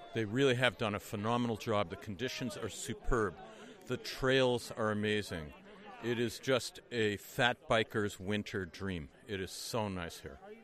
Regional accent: Amherst, Massachusetts, United States; I'm from Amherst, Massachusetts

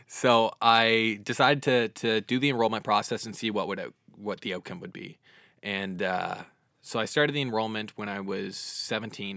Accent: Dartmouth, Nova Scotia, Canada; also born or lived in Halifax / Quebec; I'm originally from Dartmouth. I've lived in the same house for the past twenty-one years.

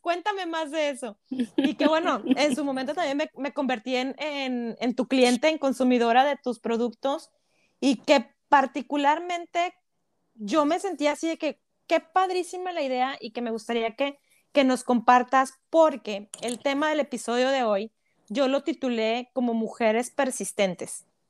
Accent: Monterrey, Nuevo León, Mexico; Somos regias, 100% regias.

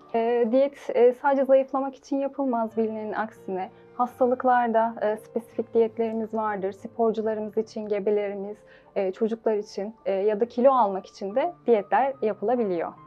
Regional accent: Seydişehir, Konya, Turkey; also born or lived in Afyon / Manavgat, Antalya; 1995 Konya Seydişehir doğumluyum. İlk öğretim lise hayatımı burada tamamladım.

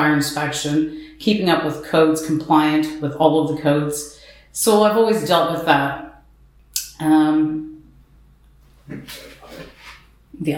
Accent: Highland Grove, Ontario, Canada; We both were born and raised in Highland Grove

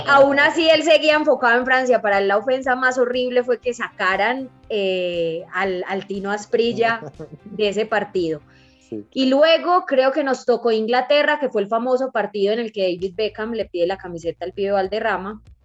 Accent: Colombia; como buena colombiana

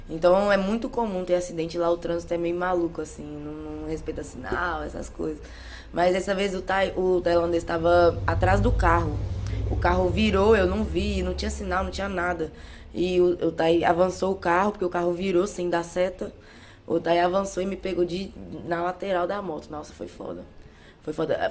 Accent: Belo Horizonte, Minas Gerais, Brazil; eu sou de Minas Gerais, de Belo Horizonte

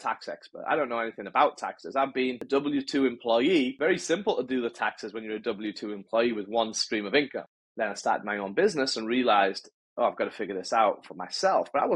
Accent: England, United Kingdom; moved away as an adult; also born or lived in North America; now in Los Angeles, United States; I'm from England, born and raised in England.

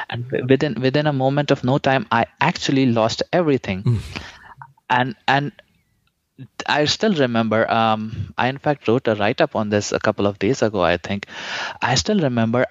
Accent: India; moved away as an adult; I'm originally from India

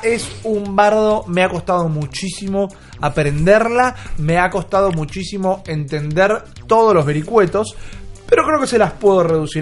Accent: Argentina; como hispanoparlantes, como argentinos

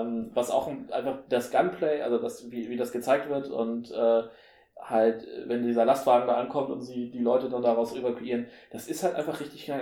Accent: Henstedt-Ulzburg, Schleswig-Holstein, Germany; bei uns in Ulzburg

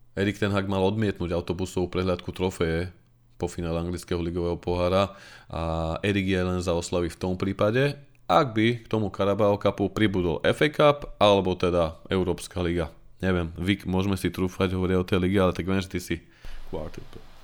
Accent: Nitra, Nitra Region, Slovakia; Ja som moje rodné Nitre fandil od malička

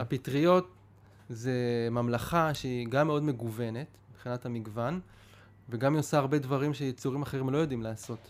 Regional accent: Pardes Hanna-Karkur, Haifa District, Israel; אני בא מפרדס חנה, זה מה שאני מכיר

